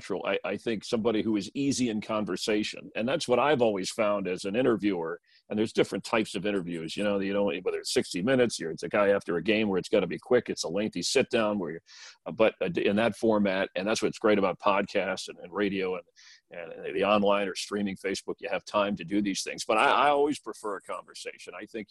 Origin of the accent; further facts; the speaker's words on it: Florida, United States; now in Los Angeles County, United States; I grew up in Florida.